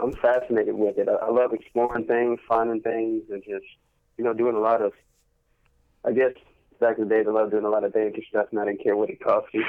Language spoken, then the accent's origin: English; Cleveland, Texas, United States; also born or lived in Fort Worth, Texas; now in Bedford, United States; born and raised in Cleveland, Texas, uh, moved to Fort Worth